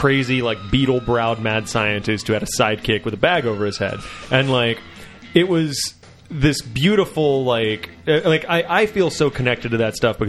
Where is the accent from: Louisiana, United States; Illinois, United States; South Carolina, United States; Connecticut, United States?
Louisiana, United States; moved away; also born or lived in New Orleans, Louisiana; I grew up in New Orleans. Or I didn't grow up in New Orleans. I went to school there, lived there for a long time. Grew up in another part of Louisiana